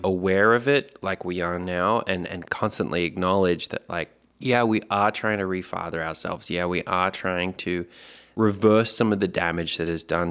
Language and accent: English; Australia; accent: Australian; it's an Australian accent